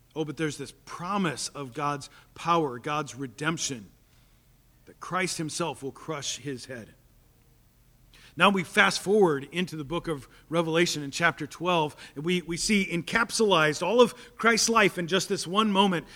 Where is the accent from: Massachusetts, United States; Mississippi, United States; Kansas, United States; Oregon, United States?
Kansas, United States; Topeka; I grew up in Topeka